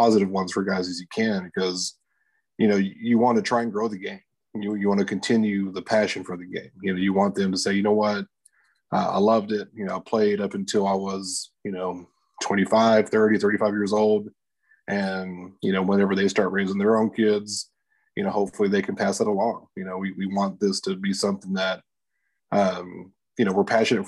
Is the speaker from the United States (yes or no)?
yes; Lubbock, Texas, United States; I'm from Lubbock, you know, Texas Tech